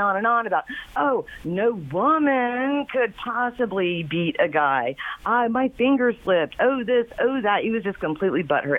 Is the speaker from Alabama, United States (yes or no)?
no; Springfield, Ohio, United States; I'm from Springfield, baby.